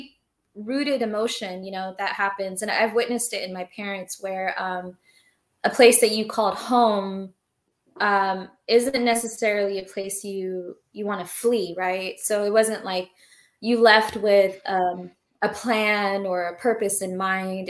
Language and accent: English; Orange County, California, United States; also born or lived in Somalia; I was born there. And I grew up mainly in Orange County after our resettlement process